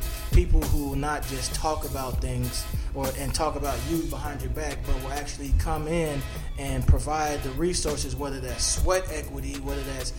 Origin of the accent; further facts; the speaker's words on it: Arlington, Texas, United States; also born or lived in Pensacola, Florida; I'm from Arlington, Texas. Born and raised Arlington, Texas. I went to Pensacola Christian College in Pensacola, Florida.